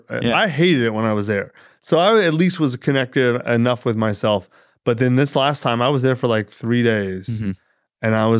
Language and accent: English; United States; I'm an American for sure.